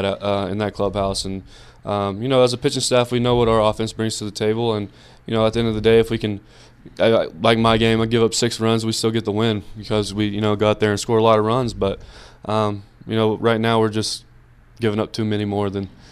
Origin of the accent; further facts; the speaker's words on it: Brownwood, Texas, United States; I grew up in Brownwood